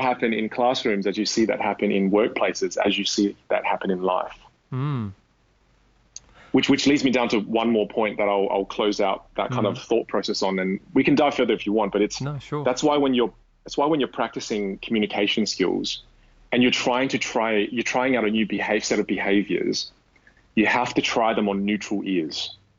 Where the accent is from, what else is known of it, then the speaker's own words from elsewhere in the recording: Australia; accent: Australian; I want the Australian friendliness of my accent mixed with a little bit of intelligence from the British.